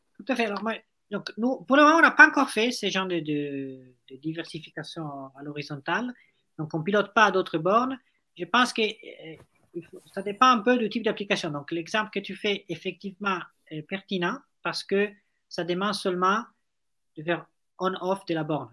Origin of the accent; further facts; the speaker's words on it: Italy; accent: Italian; French is a second language; moved away as an adult; now in France; Moi, je suis italien